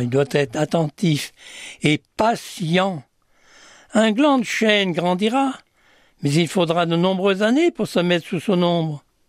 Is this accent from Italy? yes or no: no; Vendée, Pays de la Loire, France; now in Orléans, France; je suis né en Vendée dans une famille de jardiniers